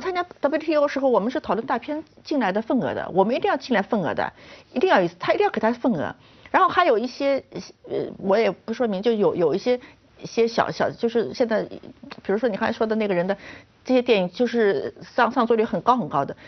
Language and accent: Chinese; China; 我们中国人